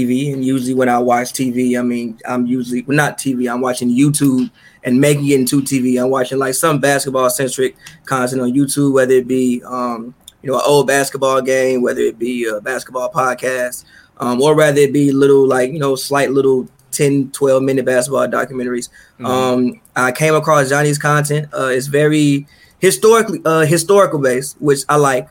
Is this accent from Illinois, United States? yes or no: yes; Chicago, Illinois, United States; growing up in Chicago in like the 90s, like we grew up in Chicago in the 90s